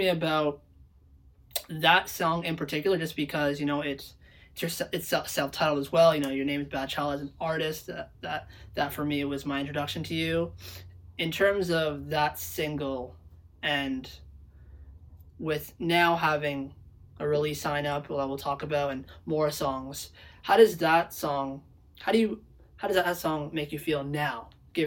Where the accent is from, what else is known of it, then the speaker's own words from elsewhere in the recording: Toronto, Ontario, Canada; growing up in Toronto, growing up in North York